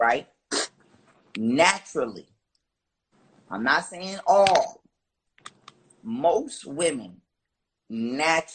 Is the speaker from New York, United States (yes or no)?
yes; Buffalo, New York, United States; I'm from the United States, of course, Buffalo, New York, to be exact